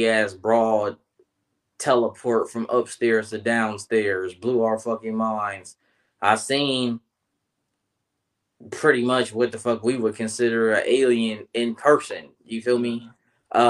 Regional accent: Columbus, Ohio, United States; born or raised there

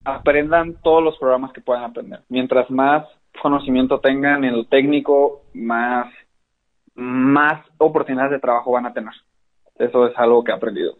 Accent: Hermosillo, Sonora, Mexico; also born or lived in Mexico City; soy de Hermosillo, Sonora. Eh, nací y vivo aquí

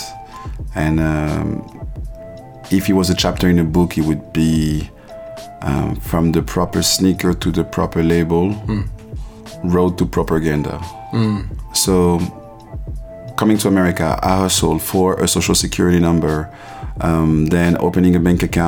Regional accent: Paris, Île-de-France, France; moved away as an adult; also born or lived in Ivory Coast; now in New York, United States; I was born in Paris. I grew up in Paris in a traditional African background

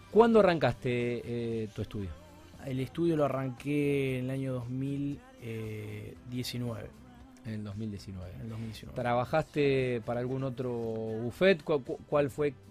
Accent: Rosario, Santa Fe, Argentina; Sí, rosarino.

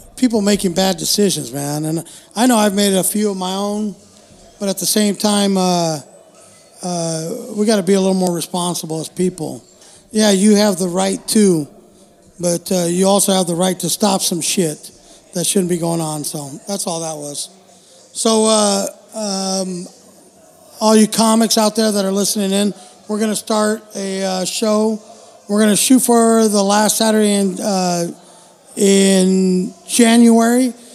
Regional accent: United States; I'm just an American

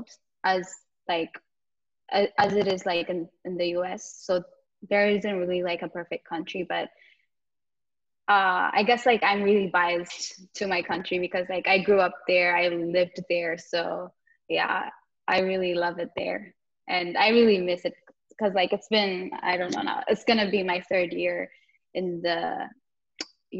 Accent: Addis Ababa, Ethiopia; moved away as an adult; also born or lived in Jimma; now in United States; I was born and raised in Ethiopia, so I'm an international student here. I grew up in Addis Ababa

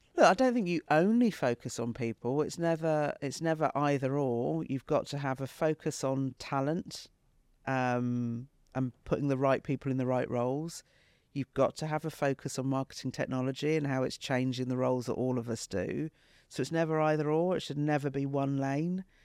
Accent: United Kingdom; from when I was 10 growing up in Britain

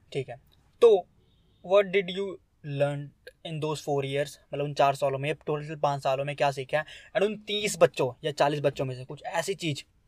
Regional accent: India; मैं तो पहाड़ों से हूँ

